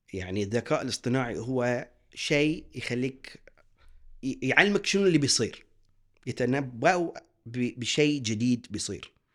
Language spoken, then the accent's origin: Arabic; Bahrain; احنا كشعب بحريني متعلم مثقف